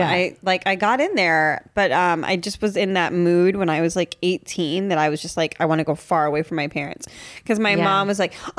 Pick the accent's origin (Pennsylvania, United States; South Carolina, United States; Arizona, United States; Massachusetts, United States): Massachusetts, United States; moved away; I'm from Massachusetts originally.